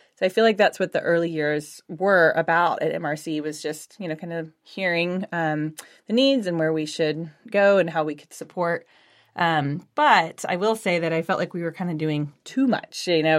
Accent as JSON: {"language": "English", "town": "Houston", "region": "Texas", "country": "United States", "moved": "as an adult", "lives_now": "Austin, United States", "said": "I'm originally from Houston, but came up to go to school, um, here at U T studying ecology, and then just stayed"}